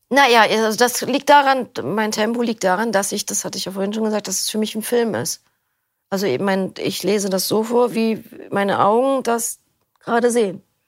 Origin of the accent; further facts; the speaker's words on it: Berlin, Germany; Ich komme aus Berlin. Ähm, bin hier auch geboren